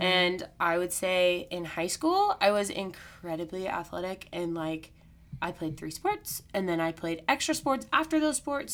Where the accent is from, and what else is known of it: Missouri, United States; born or raised there; also born or lived in Texas